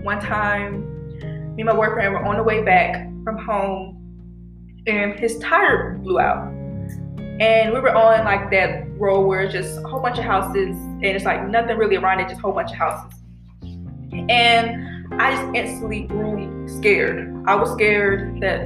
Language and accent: English; Decatur, Georgia, United States; moved away as an adult; now in Carrollton, United States; Decatur, Georgia, on the east side. Yes. I grew up around Weston Chapel, Candler Grove area